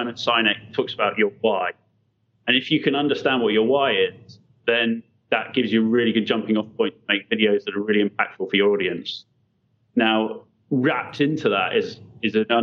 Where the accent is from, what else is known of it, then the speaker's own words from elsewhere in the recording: London, United Kingdom; we're originally from London